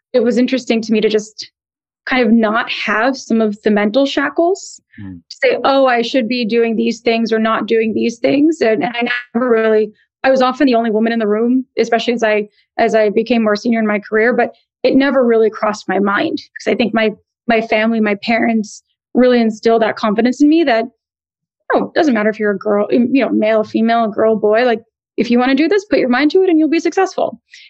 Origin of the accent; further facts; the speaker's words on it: East Coast, United States; also born or lived in New Jersey / Connecticut; culturally, I'm Indian American. My parents both came to the U.S. in the 60s and 70s and thankfully settled in New York City. And I grew up on the East Coast, kind of ping-ponging between New York, New Jersey, Connecticut